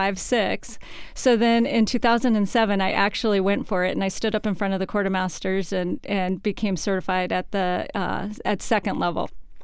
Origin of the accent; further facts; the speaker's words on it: Bay Area, California, United States; moved away as an adult; also born or lived in London, England; now in Seattle, United States; I'm from California originally, from the Bay Area